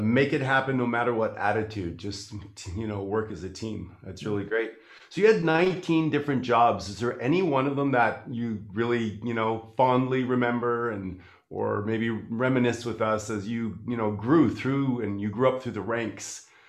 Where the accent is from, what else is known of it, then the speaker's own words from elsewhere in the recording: Canada; I'm from Canada.